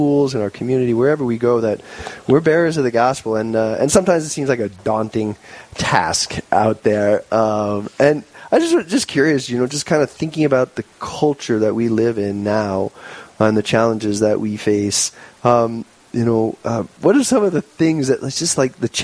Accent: Long Island, New York, United States; now in South Dakota, United States; I grew up in New York on Long Island

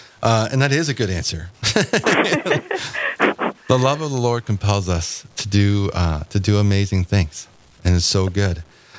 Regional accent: suburban California, United States; now in North Dakota, United States; So I'm from California, kind of suburban California.

